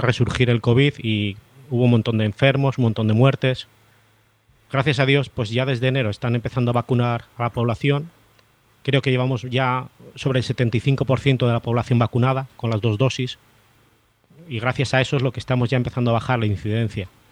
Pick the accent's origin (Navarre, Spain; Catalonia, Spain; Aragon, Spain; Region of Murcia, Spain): Aragon, Spain; Zaragoza; moved away as an adult; now in Jerez de la Frontera, Spain; nací en el norte de España, en Zaragoza